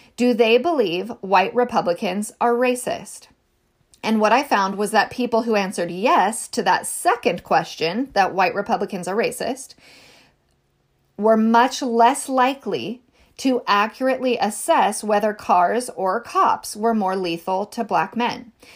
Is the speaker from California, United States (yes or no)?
yes; rural Northern California, United States; I was raised in California